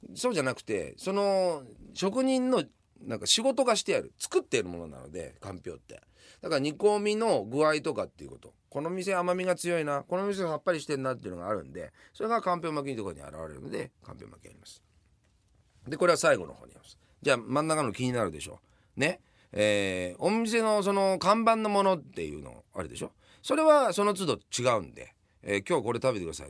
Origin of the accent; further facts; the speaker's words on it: Yamanashi, Japan; moved away as an adult; now in Tokyo, Japan; 山梨出身なんですよ。